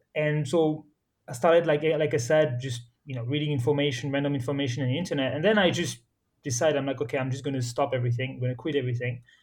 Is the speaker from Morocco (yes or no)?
yes; Morocco; moved away; also born or lived in France / United States / Spain / Switzerland; I was born and raised in Morocco, but I'm actually French